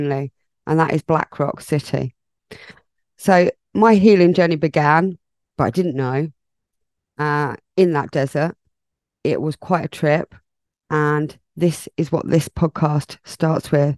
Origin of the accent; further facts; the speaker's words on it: England, United Kingdom; I am English